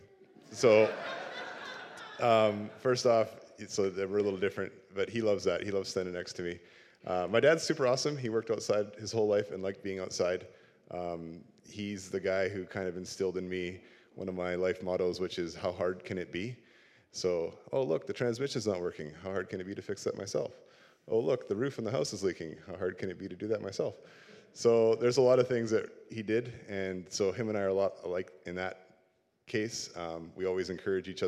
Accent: Port Coquitlam, British Columbia, Canada; I grew up in Port Coquitlam, and even though I grew up there, I can't say the name without stumbling, so I call it Poco all the time. I still live in Poco

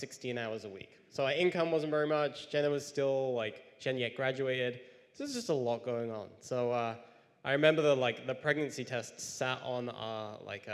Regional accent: near Cambridge, East of England, United Kingdom; moved away; I grew up about near Cambridge in England

